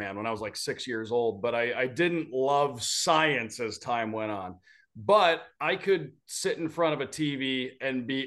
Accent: Detroit, Michigan, United States; moved away as an adult; also born or lived in Syracuse, New York / Idaho; now in Florida, United States; growing up in Michigan, just outside Detroit, hockey was kind of in your blood

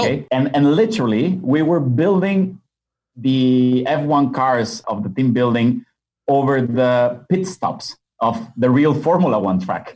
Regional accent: Monterrey, Nuevo León, Mexico; moved away as an adult; also born or lived in Budapest, Hungary / Qatar / Dubai / Kuwait; I'm originally from Mexico, mm. born and raised in, in Monterrey.

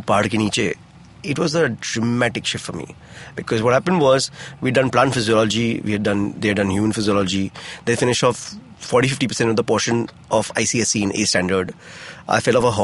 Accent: Mussoorie, Uttarakhand, India; now in Mumbai, India; I grew up in Mussoorie

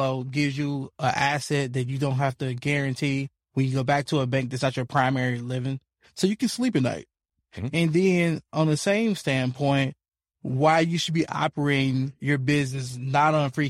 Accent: Memphis, Tennessee, United States; born or raised there

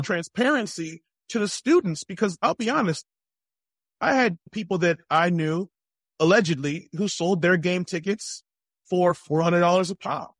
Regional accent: East Coast, United States; I grew up on the East Coast

